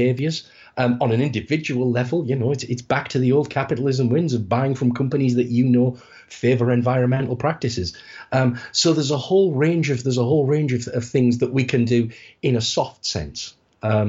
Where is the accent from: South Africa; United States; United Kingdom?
United Kingdom; I'm from the United Kingdom